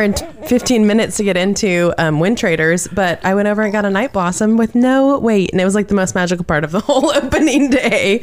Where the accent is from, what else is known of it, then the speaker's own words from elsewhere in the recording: Seattle, Washington, United States; I grew up around the ocean. I'm from Seattle